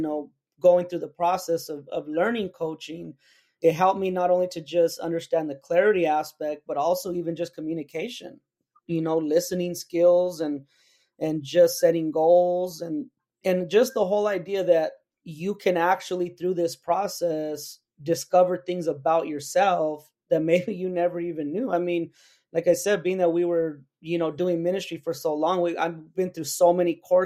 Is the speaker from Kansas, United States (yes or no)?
no; New Mexico, United States; my home state of New Mexico